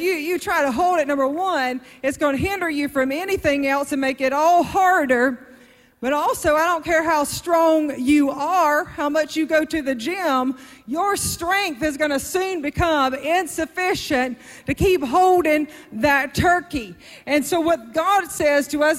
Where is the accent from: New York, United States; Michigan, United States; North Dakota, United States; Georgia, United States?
Georgia, United States; South; I'm from South Georgia